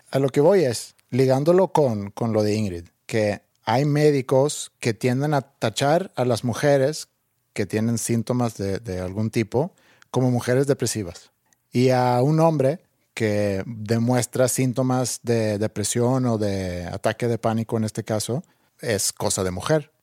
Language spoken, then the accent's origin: Spanish; Sweden; moved away; cuando era chiquito en Suecia.